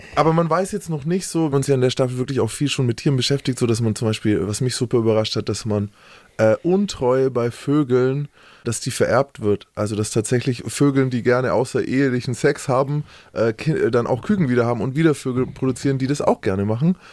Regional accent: Nuremberg, Bavaria, Germany; ich bin Nürnberger

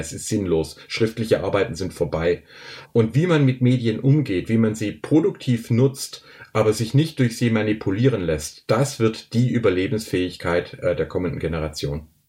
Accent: Filderstadt, Baden-Württemberg, Germany; ich wachs hier im Schwäbischen in einem kleinen Dorf auf

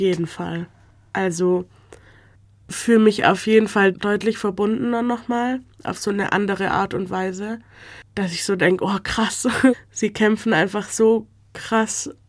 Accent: Stuttgart, Baden-Württemberg, Germany; Ich bin in Deutschland geboren, aufgewachsen, ich gehe schon immer hier zur Schule

